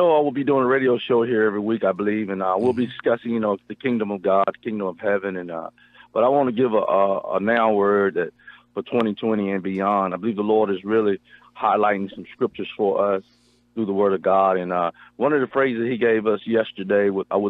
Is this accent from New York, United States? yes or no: no; near Raleigh-Durham, Eastern North Carolina, United States; now in Marshall, Texas, United States; from Marshall, Texas, originally from North Carolina, Eastern North Carolina, near Raleigh-Durham, and I've been in Texas since 1988, so I believe I'm a true Texan now.